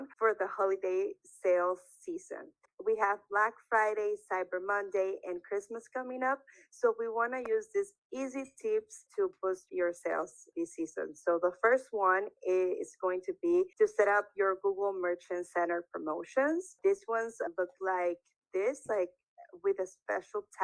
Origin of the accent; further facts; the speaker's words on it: Nicaragua; first language Spanish; English is a second language; also born or lived in Taiwan; I'm from Nicaragua, so I speak Spanish